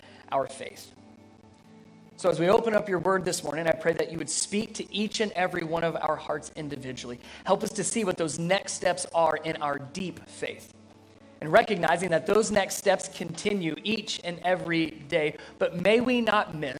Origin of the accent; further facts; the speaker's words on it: Cincinnati, Ohio, United States; I grew up in Cincinnati, Ohio area